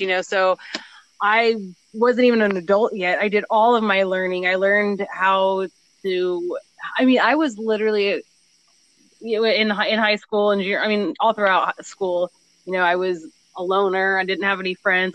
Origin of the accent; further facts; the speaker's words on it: Southern California near Palm Springs, United States; also born or lived in Beaumont; I am from Southern California near the desert near Palm Springs, and I actually still live here